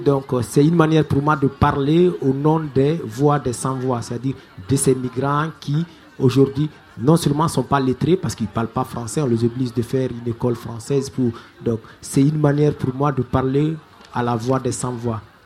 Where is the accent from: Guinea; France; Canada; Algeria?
Guinea; moved away as an adult; also born or lived in Kankan; je suis parti de la Guinée, moi je suis journaliste euh, sportif et animateur culturel à la radio Baté FM à l'époque